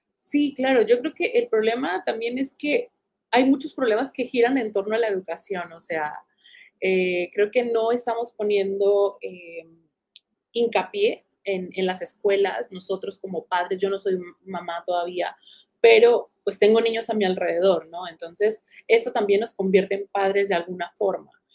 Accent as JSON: {"language": "Spanish", "town": "Tijuana", "region": "Baja California", "country": "Mexico", "tie": "born or raised there", "said": "yo me crié en Tijuana y crecí en Tijuana"}